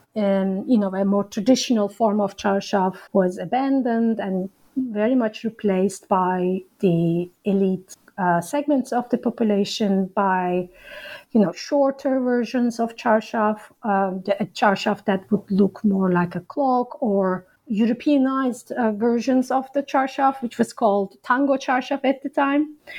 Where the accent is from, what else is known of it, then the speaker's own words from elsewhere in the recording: İzmir, Turkey; moved away as an adult; also born or lived in Ankara; I grew up in Izmir and as I said, I moved to Ankara uh, to study at Bilkent